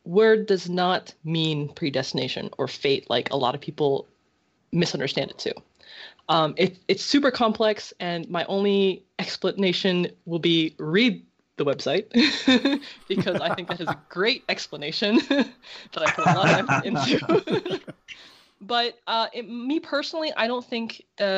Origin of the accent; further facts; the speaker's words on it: United States; I was born in America